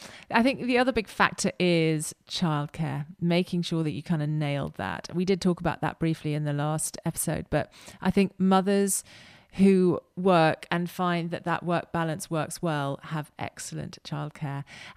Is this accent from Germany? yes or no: no; United Kingdom; And as British, we're quite guilt-ridden, aren't we?